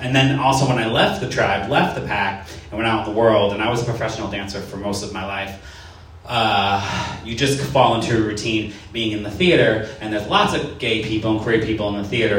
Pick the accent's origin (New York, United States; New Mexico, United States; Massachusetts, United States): Massachusetts, United States; Worcester; I grew up in Worcester, Massachusetts.